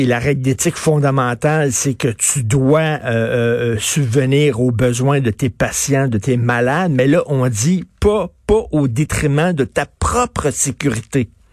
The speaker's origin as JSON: {"language": "French", "region": "Quebec", "country": "Canada", "said": "on est Canadien"}